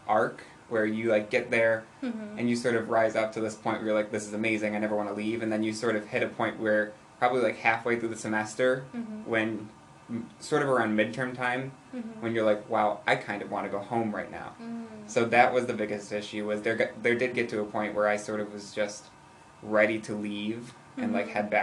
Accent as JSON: {"language": "English", "country": "United States", "also_born_or_lived": "Italy", "said": "I as an American"}